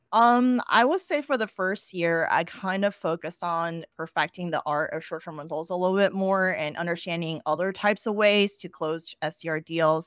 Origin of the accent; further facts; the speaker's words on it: Austin, Texas, United States; moved away as an adult; also born or lived in New York City; I moved back to Austin, which is my hometown